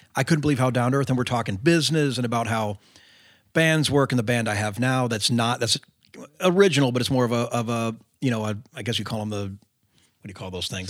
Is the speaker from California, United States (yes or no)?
yes; California, United States; moved away as an adult; also born or lived in Nashville; growing up in California